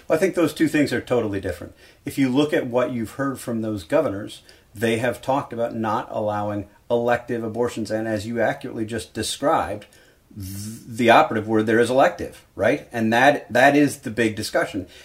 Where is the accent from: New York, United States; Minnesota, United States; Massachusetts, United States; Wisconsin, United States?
Wisconsin, United States; Milwaukee; I grew up in Milwaukee, um, drinking beer